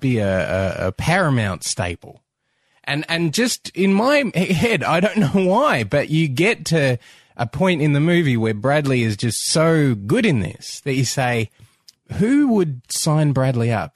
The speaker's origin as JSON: {"language": "English", "country": "Australia", "said": "as an Australian"}